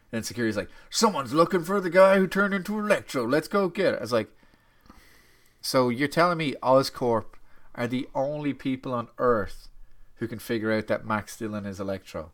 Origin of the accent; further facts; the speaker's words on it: Ireland; as an Irishman